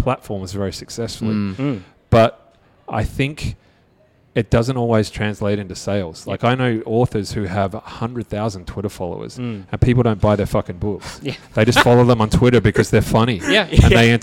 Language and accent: English; Australia; I'm Australian